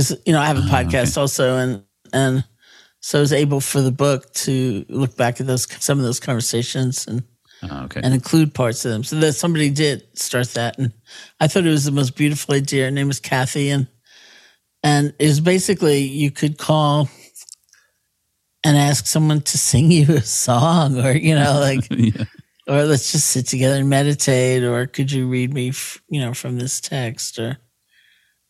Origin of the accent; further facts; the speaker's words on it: New York City, New York, United States; I grew up in New York City